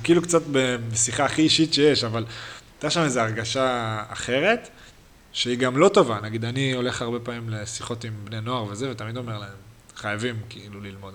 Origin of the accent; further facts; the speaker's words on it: Haifa, Haifa District, Israel; moved away; אנחנו גדלנו בתור ילדים, על מגילאי שתים עשרה שלנו, פחות או יותר, עד שמונה עשרה, הפועל חיפה בוגרים בכלל לא היה